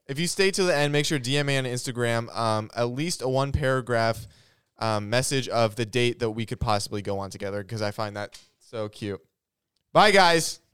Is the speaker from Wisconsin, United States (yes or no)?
no; South Georgia, United States; I grew up in South Georgia for a lot of my life